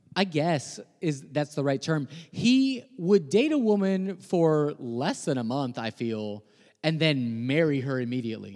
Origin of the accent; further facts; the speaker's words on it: Guaynabo, Puerto Rico; also born or lived in Rio Piedras, Puerto Rico; now in United States; So, I was born in Rio Piedras, Puerto Rico. Um, I grew up in a city called Guaynabo.